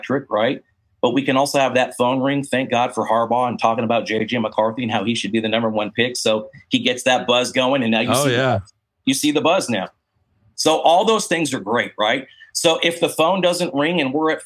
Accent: San Diego, California, United States; moved away as an adult; now in Georgia, United States; I was born and raised in San Diego

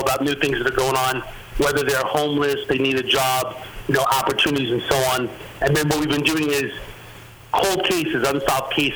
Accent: New York City, New York, United States; accent: New York-esque; I grew up in Queens, on the border of Long Island.

